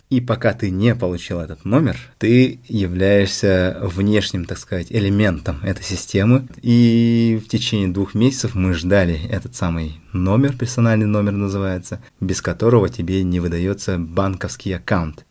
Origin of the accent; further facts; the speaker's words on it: Amga, Sakha Republic, Russia; moved away as an adult; also born or lived in Yakutsk / Moscow; now in Sweden; Я родом из Амги. До 10 класса прожил в Амге, после чего я переехал в Якутск